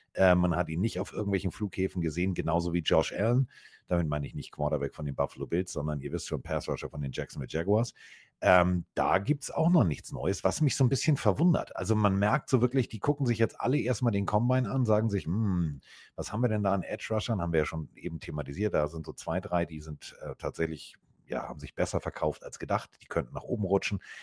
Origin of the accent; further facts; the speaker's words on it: Hamburg, Germany; so sind wir Hamburger